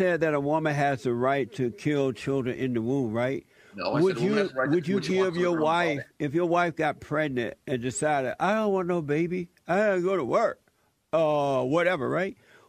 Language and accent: English; Alabama, United States; moved away; I grew up in Alabama